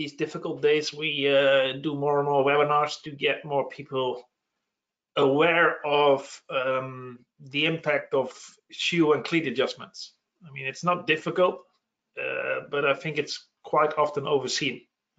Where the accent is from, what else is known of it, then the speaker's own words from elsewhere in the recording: Netherlands; now in Belgium; I'm from the Netherlands, but actually living in Belgium.